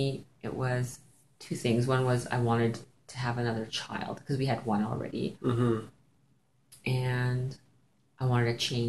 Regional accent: Ontario, Canada; moved away as an adult; now in Saskatchewan, Canada; growing up in Ontario

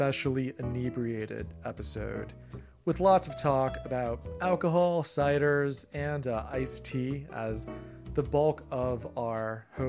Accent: Midwest, United States; moved away; also born or lived in Atlanta; I lived in Atlanta, but I'm really a Midwesterner

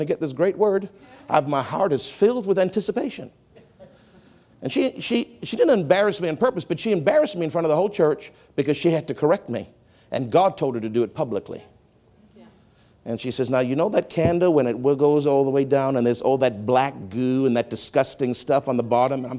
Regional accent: Canada; I've been trained as a Canadian to be very proper

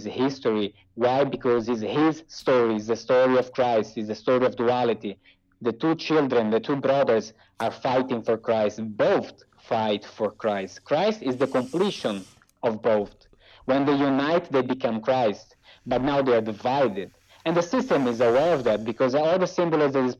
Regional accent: Brazil; moved away; I came from Brazil.

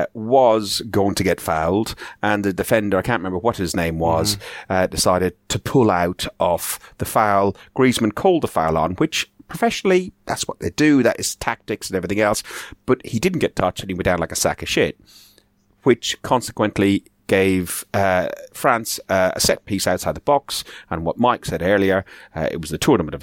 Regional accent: Ireland; moved away as an adult; now in England, United Kingdom; I'm Irish

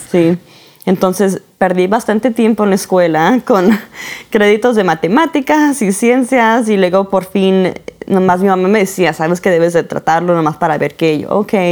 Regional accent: San Diego, California, United States; also born or lived in Arizona / Florida; now in Utah, United States; Ok, originalmente soy de California, soy de San Diego, papás mexicanos, puertorriqueños y he vivido aquí en los Estados Unidos toda mi vida.

